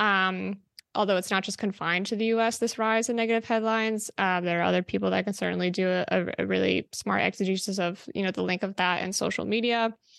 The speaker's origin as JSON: {"language": "English", "region": "New Jersey", "country": "United States", "tie": "born or raised there", "said": "I grew up there"}